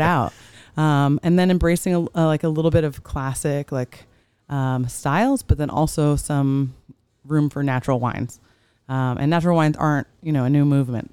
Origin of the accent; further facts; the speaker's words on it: New York, United States; now in Orange County, United States; I'm from New York